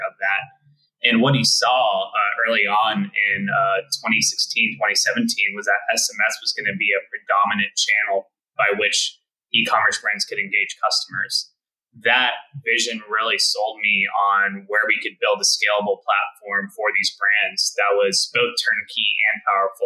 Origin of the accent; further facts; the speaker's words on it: Texas, United States; So I was born and bred in Texas